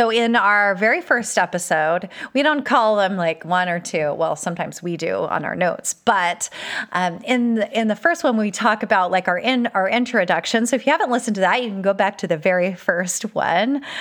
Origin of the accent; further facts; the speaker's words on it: California, United States; also born or lived in Malaysia / Utah / Virginia; now in Texas, United States; that my life has been shaped by all of the places that I've lived, including growing up in California, uh, a little uh, two years in Malaysia, Utah, Virginia, and now Texas.